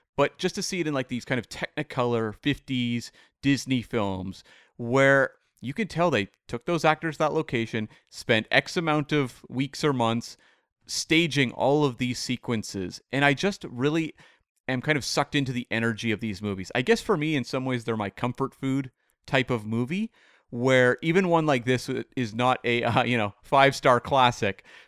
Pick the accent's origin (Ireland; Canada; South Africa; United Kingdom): Canada; as a Canadian